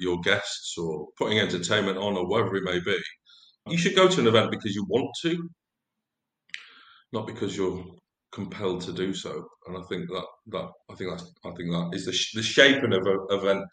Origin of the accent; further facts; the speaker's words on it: Lancashire, North West England, United Kingdom; I was brought up in Lancashire